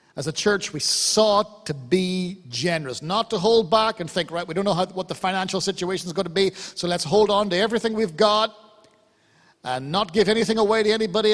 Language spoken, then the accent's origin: English; Ireland; I'm Irish